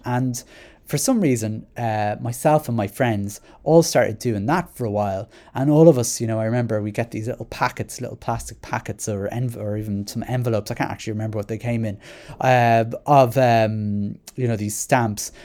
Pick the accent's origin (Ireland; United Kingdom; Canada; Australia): Ireland; Dublin, Leinster; I'm from Rat Mines, I still rented a flat in Rat Mines.